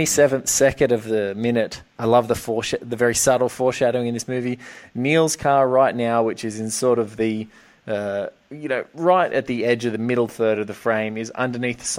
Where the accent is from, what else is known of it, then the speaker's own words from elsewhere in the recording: Australia; I'm from Australia. I think the widest road we have in Australia is maybe four lanes long. And what always struck me, just like being a kid from Oz